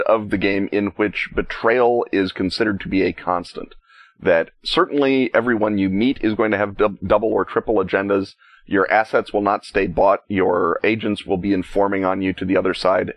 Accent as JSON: {"language": "English", "country": "United States", "said": "as an American, one is required to to call it gas"}